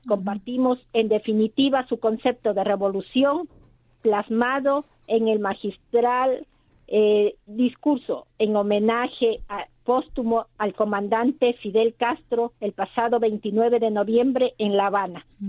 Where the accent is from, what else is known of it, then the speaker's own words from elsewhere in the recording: Ecuador; now in Valencia, Spain; nuestra tierra